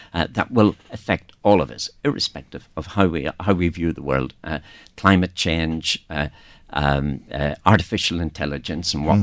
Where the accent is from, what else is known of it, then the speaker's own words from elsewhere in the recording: Northern Ireland, United Kingdom; moved away; I am from the north, as you can pick up from my accent, and uh, uh, you know I, I lived and worked there through throughout most of the troubles